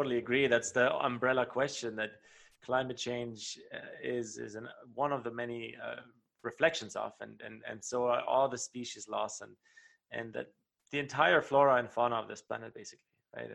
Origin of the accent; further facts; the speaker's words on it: Germany; moved away; I grew up in Germany